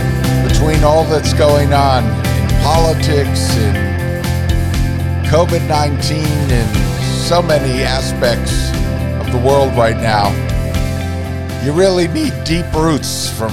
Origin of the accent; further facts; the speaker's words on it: Vermont, United States; Mine is connected to my home state. And when I was a little boy, I sat on the knee of a poet, Robert Frost, because my mother was very involved in poetry in Vermont, and published 6 poetry books.